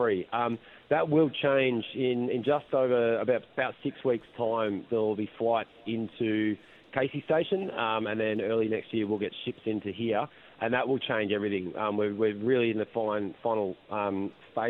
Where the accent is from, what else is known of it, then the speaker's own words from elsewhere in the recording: Melbourne, Victoria, Australia; I'm from Melbourne